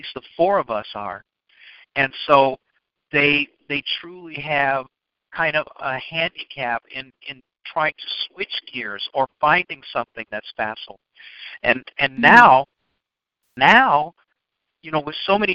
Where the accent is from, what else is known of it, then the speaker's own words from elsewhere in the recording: Chicago, Illinois, United States; I grew up in Chicago